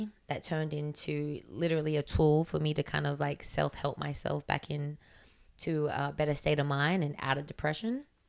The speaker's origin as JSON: {"language": "English", "region": "New York", "country": "United States", "lives_now": "Los Angeles, United States", "said": "I mean, I came from New York with like barely nothing."}